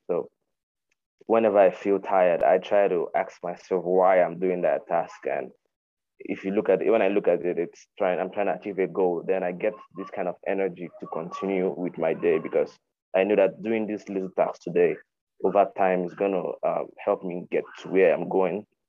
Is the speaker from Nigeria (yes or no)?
yes; Nigeria; from Nigeria